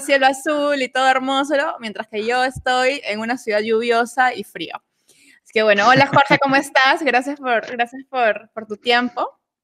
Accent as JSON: {"language": "Spanish", "country": "Peru", "said": "soy peruana"}